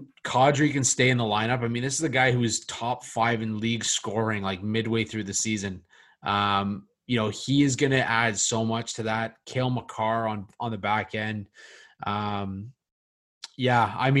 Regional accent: Oakville, Ontario, Canada; my hometown, Oakville.

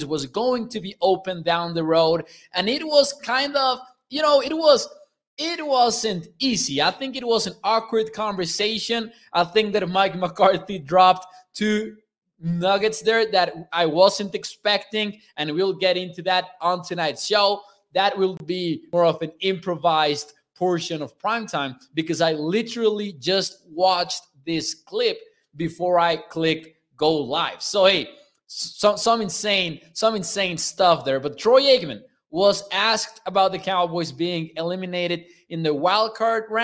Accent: Mexico; I'm from Mexico

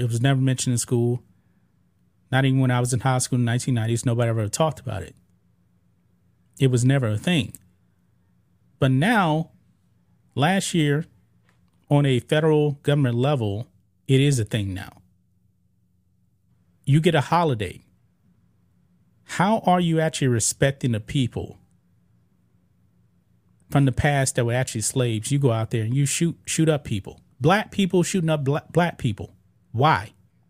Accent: Beaumont, Texas, United States; I grew up in Beaumont, and Juneteenth is actually a regional thing.

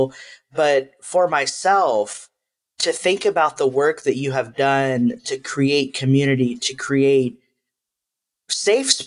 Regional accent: Texas, United States; moved away as an adult; also born or lived in Chicago; I'm from Texas, and living in West Texas

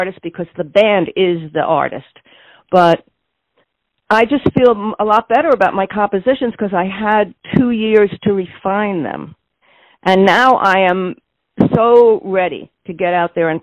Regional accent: New York City, New York, United States; now in San Francisco, United States; I was born in the Bronx

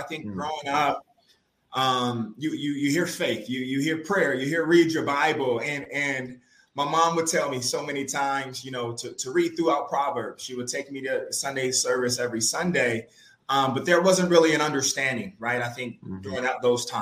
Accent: Los Angeles, California, United States; growing up in South Central LA, South LA, as they call it now

